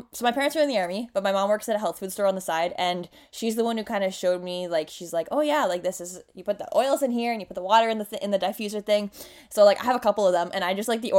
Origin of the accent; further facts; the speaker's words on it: Canada; accent: Canadian; My Canadian accent might come out too.